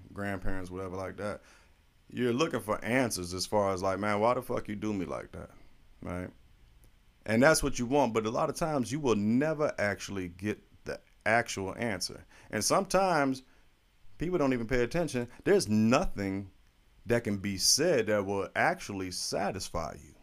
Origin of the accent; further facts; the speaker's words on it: St. Petersburg, Florida, United States; also born or lived in Nuremberg, Germany; I was raised here in Saint Pete